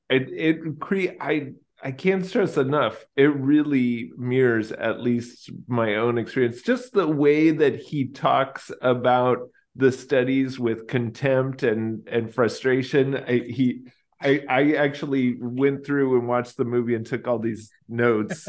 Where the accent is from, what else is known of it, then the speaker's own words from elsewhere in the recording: Texas, United States; I grew up in Texas